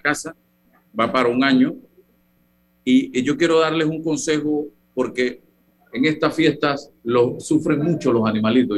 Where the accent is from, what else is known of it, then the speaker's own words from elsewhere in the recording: Chitré, Herrera, Panama; now in Panama City, Panama; Yo desde niño comía arroz con guandú. Eso sí, en mi tierra, Chitré, mi mamá le gusta hacer el arroz con el guandú verde